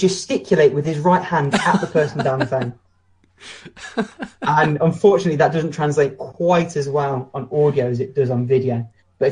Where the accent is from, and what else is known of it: United Kingdom